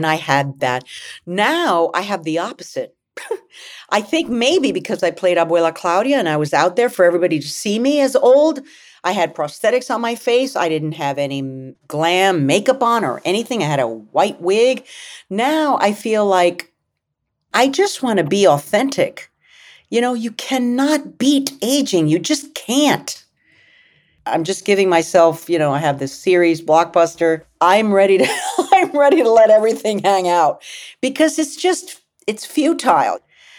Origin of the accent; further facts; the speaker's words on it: United States; I'm an actress, I'm an American, I'm a human being that happens to be Latina.